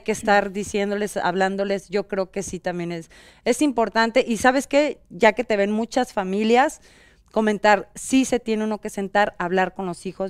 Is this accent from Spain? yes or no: no; central Mexico, Mexico; moved away as an adult; now in Los Angeles, United States; yo soy del centro de la República